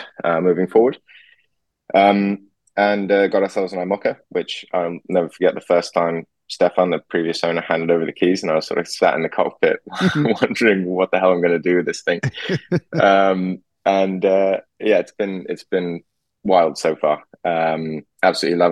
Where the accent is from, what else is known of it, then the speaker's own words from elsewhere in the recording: Singapore; moved away; grew up in Singapore